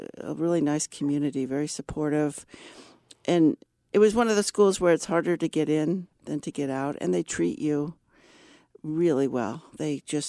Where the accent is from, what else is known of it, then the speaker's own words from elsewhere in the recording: Berkeley, California, United States; moved away; also born or lived in New York City; I grew up in Berkeley, so I'm a native Californian